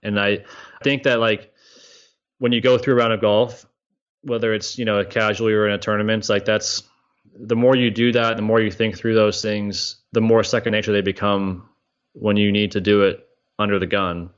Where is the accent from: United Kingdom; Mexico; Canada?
Canada; moved away as an adult; also born or lived in Ohio; I'm growing up in Canada as a teenager